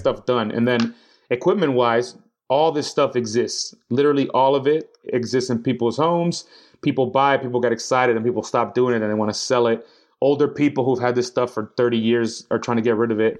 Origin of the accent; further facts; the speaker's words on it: New York City, New York, United States; now in London, United Kingdom; I'm from New York City. I'm from uptown Washington Heights, uh, where all the Dominicans are at with my people